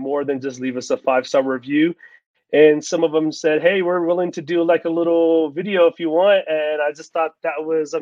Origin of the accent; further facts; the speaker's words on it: Texas, United States; moved away as an adult; now in Colorado, United States; I'm originally from Texas, but I moved here about in 2018